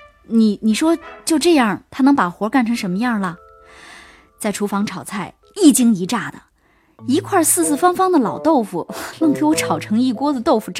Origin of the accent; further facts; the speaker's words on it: Hunan, China; 我们一家子都是从湖南来的，当然在这边住了很多年了，但实际上我们全家人还是都爱吃辣的